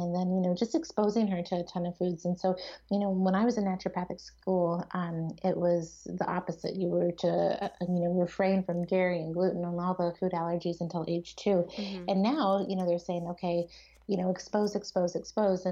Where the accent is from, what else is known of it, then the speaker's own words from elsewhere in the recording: East Coast, United States; now in Seattle, United States; I grew up on the East Coast and now I live in Seattle